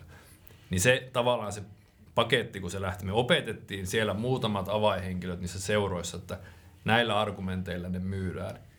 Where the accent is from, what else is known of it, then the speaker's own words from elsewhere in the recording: Finland; moved away as an adult; also born or lived in Raahe, Finland; Suomen toisiksi pienin kaupunki, mistä mä alun perin kotoisin